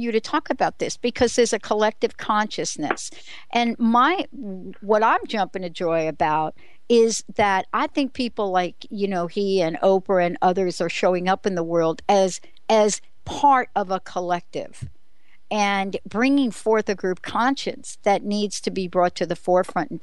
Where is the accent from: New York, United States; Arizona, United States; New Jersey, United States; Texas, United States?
New York, United States; New York City; moved away; a girl growing up on the East Coast from the Bronx